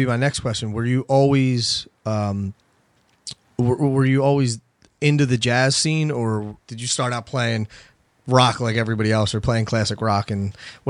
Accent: Philadelphia, Pennsylvania, United States; I'm from Philly, too.

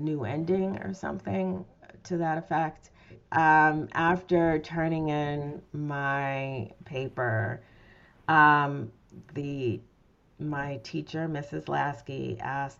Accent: Detroit, Michigan, United States; I'm from Detroit originally

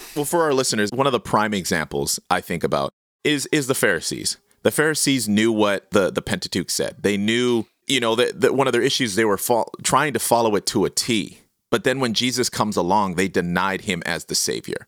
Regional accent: Canada; I am so proudly Canadian

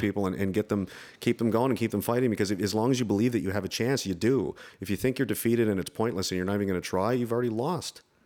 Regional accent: Canada; I'm American in a Canadian body.

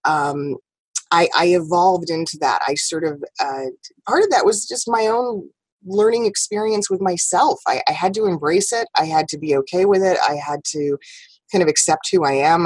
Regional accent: New York, United States; moved away; also born or lived in West Coast; I'm still very much a New Yorker. That that New York drive, that New York hustle, has never left me

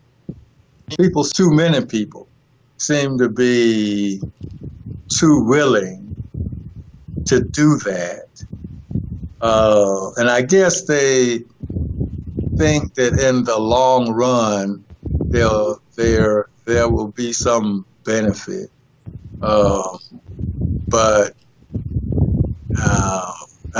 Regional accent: North Carolina, United States; when I grew up in my hometown, right, a small town in North Carolina

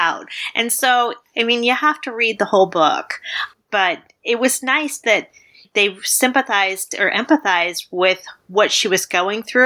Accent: Midwest, United States; I grew up in the Midwest

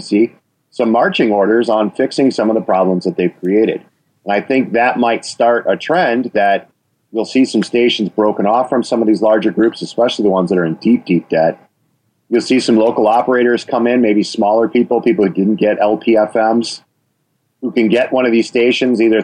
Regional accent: Wisconsin, United States; you can hear my accent. I mean, I'm from Wisconsin

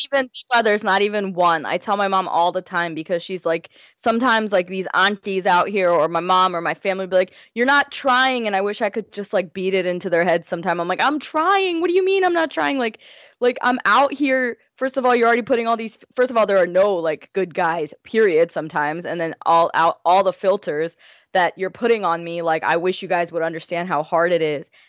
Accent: United States; I'm from India, my parents are from India. I was born here

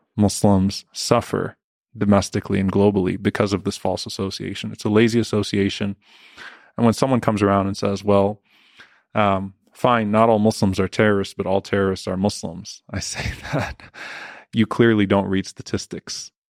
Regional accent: New Orleans, Louisiana, United States; now in Dallas, United States; I grew up in Louisiana

